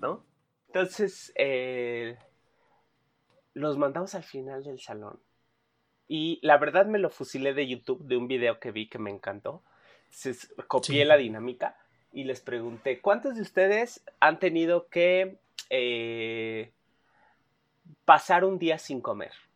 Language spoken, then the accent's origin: Spanish; Mexico City, Mexico; yo nací enfrente de Tepito, en Tlatelolco, fui a una escuela pública